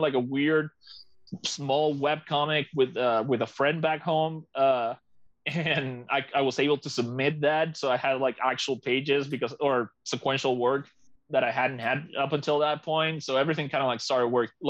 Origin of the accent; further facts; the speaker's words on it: Maracaibo, Zulia, Venezuela; also born or lived in Savannah, Georgia; now in Colorado, United States; My hometown is Maracaibo, to the east of Venezuela, almost close to Colombia, and is sea level.